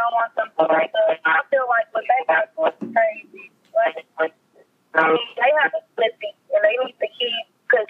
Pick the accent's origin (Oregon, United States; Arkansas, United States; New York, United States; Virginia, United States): Arkansas, United States; I am from Arkansas. Arkansas.